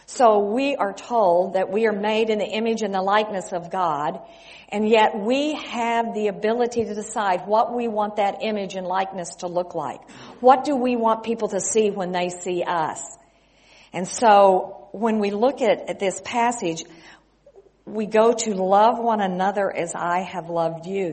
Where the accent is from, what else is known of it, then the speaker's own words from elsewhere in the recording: West Texas, United States; moved away as an adult; also born or lived in California / Mexico; I grew up in West Texas